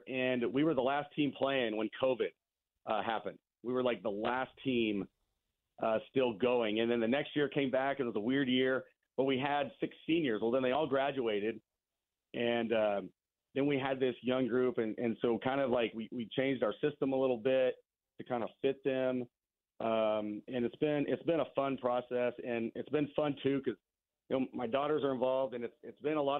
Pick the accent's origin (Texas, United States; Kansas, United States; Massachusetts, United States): Kansas, United States; Pretty Prairie; I moved around a little bit when I was young and then grew up in Pretty Prairie.